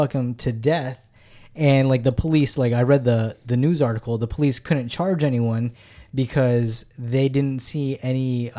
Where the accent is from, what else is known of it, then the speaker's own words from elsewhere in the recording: Philippines; I'm Filipino, man.